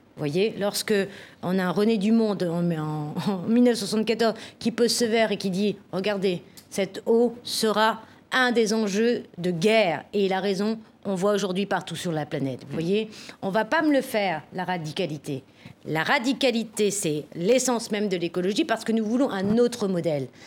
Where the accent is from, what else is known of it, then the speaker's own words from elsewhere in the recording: France; chez nous en France